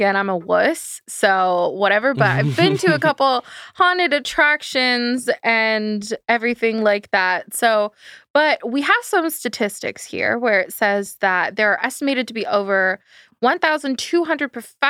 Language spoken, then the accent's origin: English; Pennsylvania, United States; I grew up in Pennsylvania.